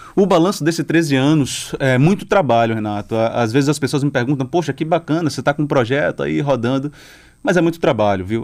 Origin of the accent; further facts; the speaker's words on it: the sertão of Bahia, Brazil; now in Salvador, Brazil; volta aqui para o sertão, que está mais próximo de onde eu venho